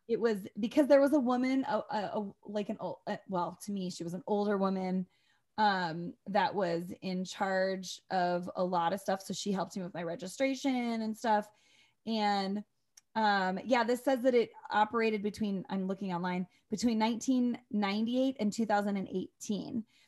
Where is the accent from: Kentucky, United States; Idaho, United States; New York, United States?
Idaho, United States; Northern; I come from Northern Idaho